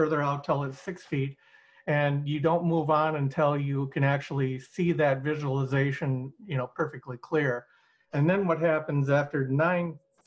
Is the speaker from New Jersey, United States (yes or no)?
no; Minneapolis, Minnesota, United States; I grew up in Minnesota and in Minneapolis area